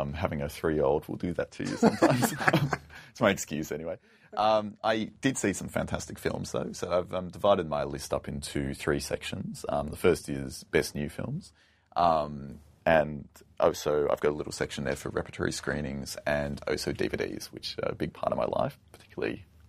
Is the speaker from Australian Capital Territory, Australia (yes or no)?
yes; Canberra, Australian Capital Territory, Australia; growing up in Canberra, the sort of trashy, pointless nightclub, shopping mall, late nights on the computer at home life